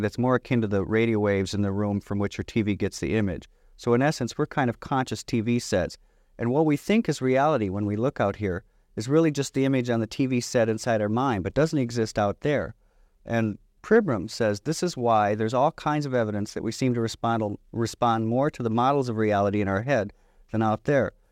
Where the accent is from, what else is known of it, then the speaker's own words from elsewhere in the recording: Michigan, United States; I grew up in Michigan